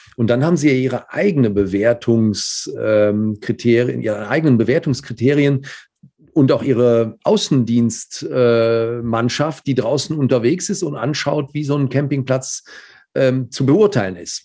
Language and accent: German; Cologne, North Rhine-Westphalia, Germany; Als Kölner